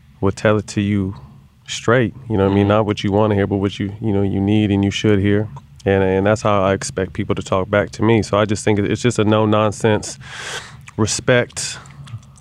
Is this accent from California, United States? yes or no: yes; Sacramento, California, United States; moved away as an adult; also born or lived in San Jose, California / Los Angeles, California; I was born and raised in San Jose, somewhat the Bay Area